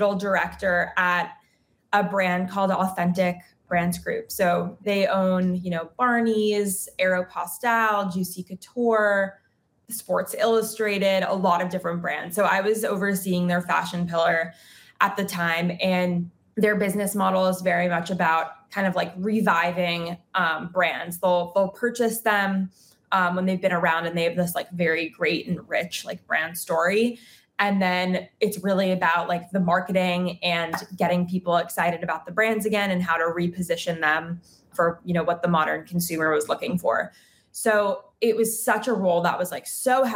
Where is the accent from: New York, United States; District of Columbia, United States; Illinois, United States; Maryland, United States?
New York, United States; New York City; moved away as an adult; now in Los Angeles, United States; I grew up in New York City and I was there pretty much my whole life until 3.5 years ago when I moved to Los Angeles.